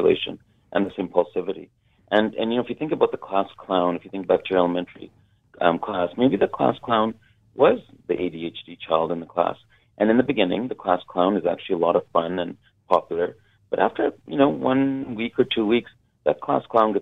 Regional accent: Kitimat, British Columbia, Canada; I grew up north in Kitimat

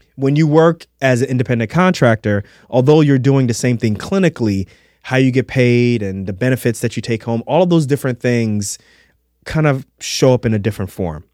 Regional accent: New York City, New York, United States; Halloween in a Darko house when I was growing up in Queens

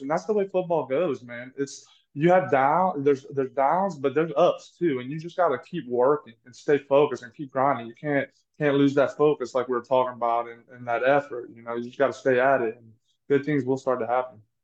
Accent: Louisiana, United States; I'm from Louisiana.

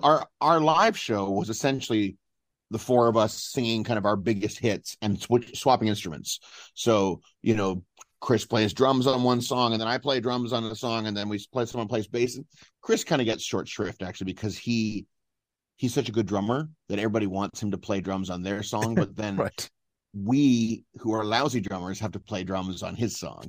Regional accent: Ontario, Canada; growing up in Ontario

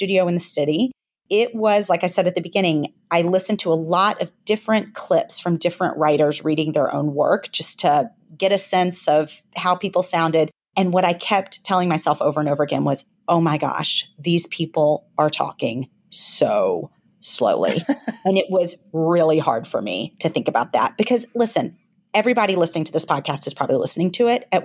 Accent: Memphis, Tennessee, United States; I'm from Memphis, but I certainly do not have a heavy Southern accent or much of a twang

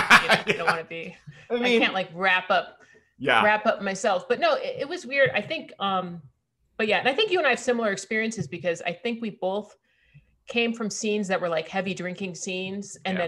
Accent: Austin, Texas, United States; my hometown shows that were, like, you know, in Austin.

